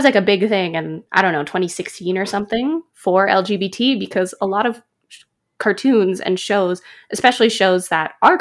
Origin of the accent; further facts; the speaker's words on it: Canada; I'm a Canadian-Chinese girl